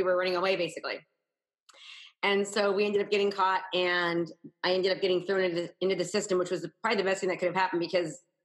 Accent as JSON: {"language": "English", "region": "Northern California", "country": "United States", "tie": "born or raised there", "said": "I grew up in Northern California, about an hour from San Francisco"}